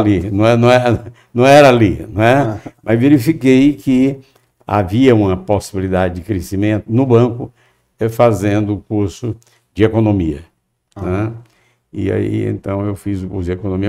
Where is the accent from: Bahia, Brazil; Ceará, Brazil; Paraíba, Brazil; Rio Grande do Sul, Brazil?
Ceará, Brazil; Fortaleza; Eu nasci em Fortaleza, é, sou filho de um casal também de Fortaleza